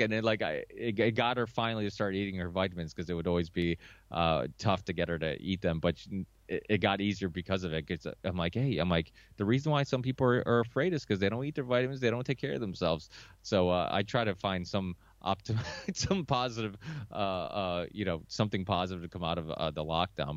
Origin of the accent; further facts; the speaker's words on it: Chaves, Norte, Portugal; now in United States; I was born in Chaves, which is like northern Portugal.